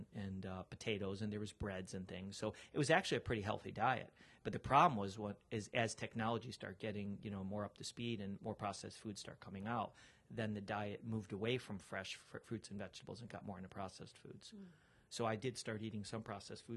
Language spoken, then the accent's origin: English; Chicago, Illinois, United States; I'm from Chicago